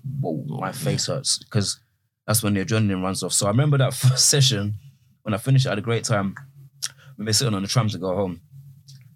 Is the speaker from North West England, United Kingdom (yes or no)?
no; Croydon, London, United Kingdom; I grew up in South London